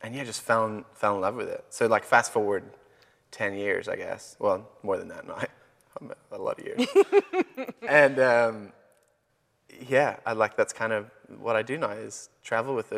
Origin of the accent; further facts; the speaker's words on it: Belfast, Northern Ireland, United Kingdom; moved away as an adult; I grew up in Ireland, in the north of Ireland, Belfast. And I was there the first 19 years of my life